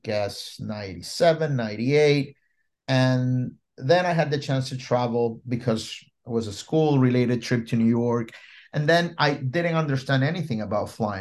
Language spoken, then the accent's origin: English; Ecuador; now in Puerto Rico; I was born in Ecuador, South America, right in the middle of the Andes Mountain